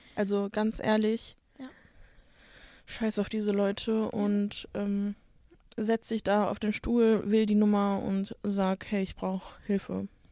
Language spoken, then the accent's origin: German; Bottrop, North Rhine-Westphalia, Germany; in Bottrop, wo ich herkomme